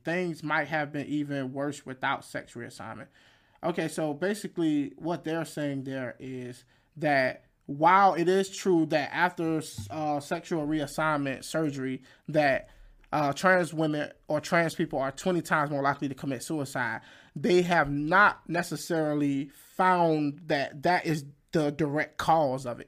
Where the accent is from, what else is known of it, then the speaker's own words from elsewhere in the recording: Fayetteville, North Carolina, United States; my hometown, Fayette, Fayetteville, North Carolina